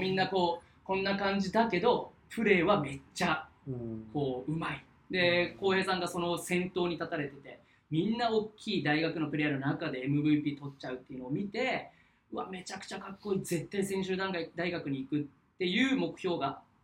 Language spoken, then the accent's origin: Japanese; Omura, Nagasaki, Japan; now in Fukuoka, Japan; 長崎の大村本当僕の地元のところで